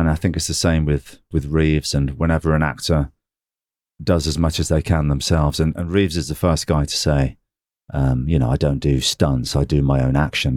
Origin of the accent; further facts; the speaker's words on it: England, United Kingdom; I'm English